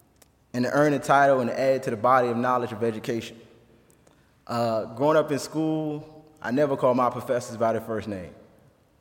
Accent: Washington, District of Columbia, United States; now in Goshen, United States; I was born and raised in Washington, D.C., in the inner city streets of Washington, D.C.

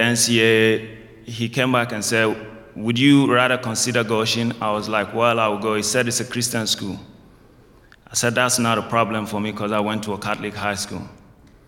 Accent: Nigeria; also born or lived in England; now in United States; I'm from Nigeria, West Africa

